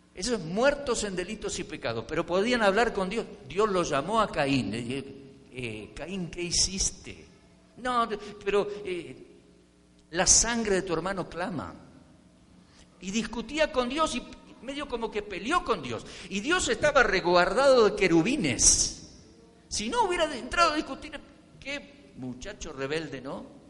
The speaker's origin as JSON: {"language": "Spanish", "country": "Argentina", "tie": "born or raised there", "moved": "yes", "lives_now": "Colombia", "said": "Yo nací en Argentina"}